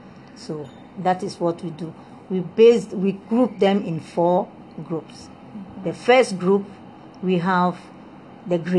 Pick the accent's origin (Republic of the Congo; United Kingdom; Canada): Republic of the Congo; English is a second language; moved away as an adult; also born or lived in Soviet Union; now in Ghana; I was born in the Congo Brazzaville. I speak French, and I had my O-level